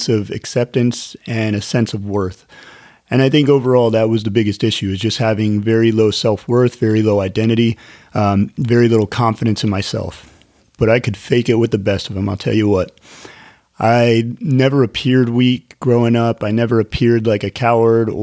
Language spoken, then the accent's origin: English; Northern California, United States; I grew up in Northern California